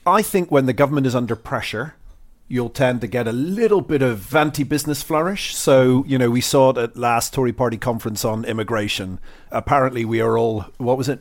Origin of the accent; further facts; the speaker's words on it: Ireland; moved away; growing up in Ireland